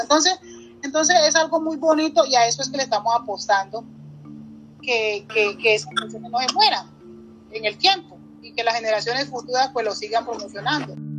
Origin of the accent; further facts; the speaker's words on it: Barbacoas, Nariño, Colombia; hay una comida muy, muy tradicional de mi pueblo que es el fusandao